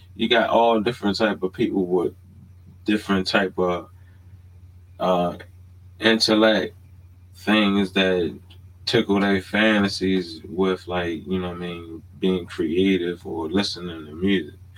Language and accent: English; Baltimore, Maryland, United States; moved away; I'm born and raised in Baltimore. I haven't always lived in Baltimore